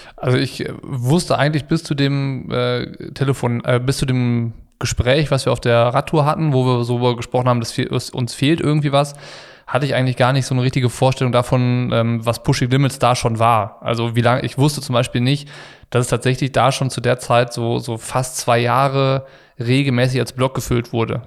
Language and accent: German; Ratingen, North Rhine-Westphalia, Germany; ich war aus Ratingen